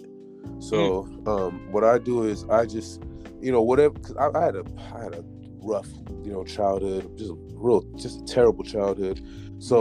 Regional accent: San Jose, California, United States; moved away as an adult; also born or lived in Modesto, California; now in New Jersey, United States; I'm from San Jose, California, which is about 45 minutes south of San Francisco. So it's the South Bay area. And I pretty much was raised there my whole life

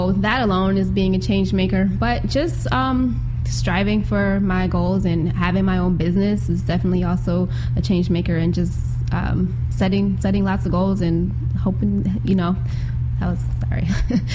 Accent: Buffalo, New York, United States; I grew up in Buffalo, born and raised east side of Buffalo, went to City Honors High School

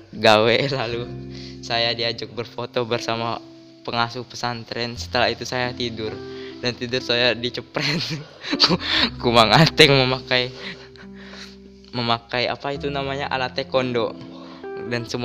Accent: Java, Indonesia; born there; Saya lahir di Jawa tapi tinggal di Kalimantan

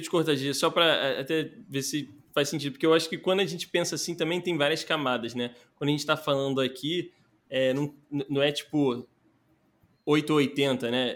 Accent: Rio de Janeiro, Brazil; eu nasci ali na, na Muda, né? Que é a região da Tijuca ali do Rio de Janeiro

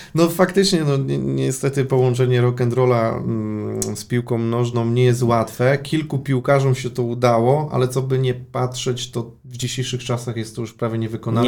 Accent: Łódź Voivodeship, Poland; now in Poznań, Poland; ja pochodzę z Podłodzi

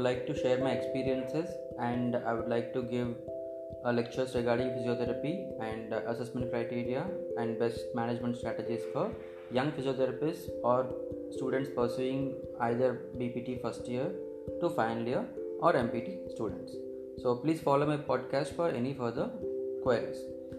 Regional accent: India; I'm from India.

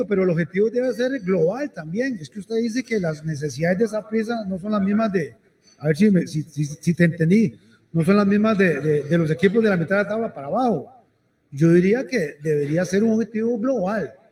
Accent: Costa Rica; como ticos

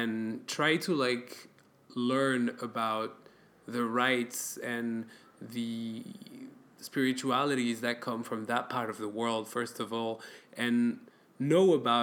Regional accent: France; now in Belgium; I grew up in France and I come from an Arabic and Middle Eastern ancestry

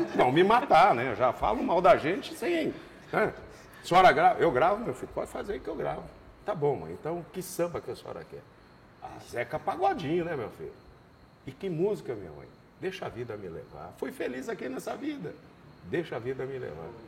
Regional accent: Marília, São Paulo, Brazil; moved away as an adult; now in Campo Grande, Brazil; nasci em Rosália, que é um distrito de Marília, me criei em Marília.

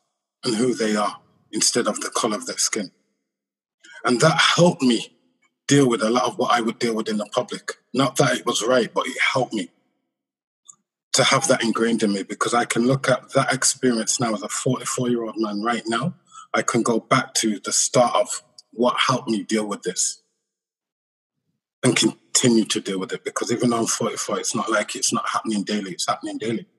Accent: England, United Kingdom; I'm born and raised in England, growing up in England, you know, in the 70s and the 80s

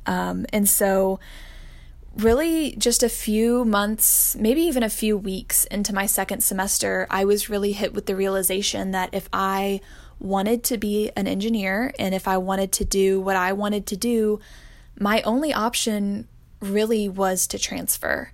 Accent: Austin, Texas, United States; I am originally from Austin, Texas.

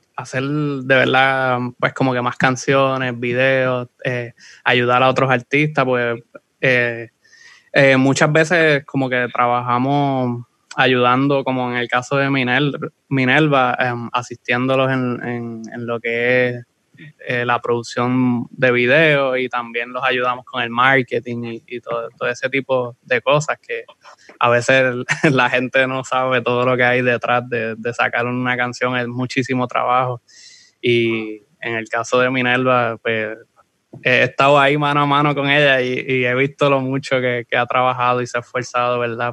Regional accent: Aguada, Puerto Rico; soy de Aguada

